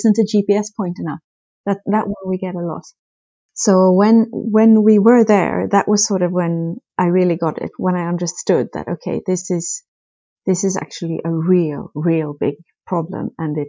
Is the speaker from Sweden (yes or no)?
yes; Sweden; English is a second language; I've of course noticed that addressing is often not as well developed as I was used to from Sweden.